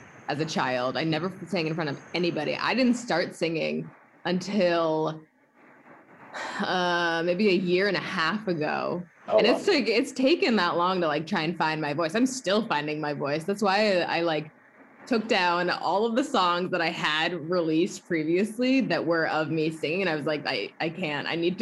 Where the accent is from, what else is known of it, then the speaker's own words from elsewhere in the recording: Boston, Massachusetts, United States; I lived in Boston. That's where I grew